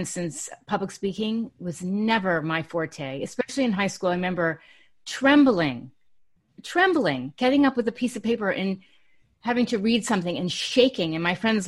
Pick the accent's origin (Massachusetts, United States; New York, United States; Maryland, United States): New York, United States; New York City; I grew up in New York City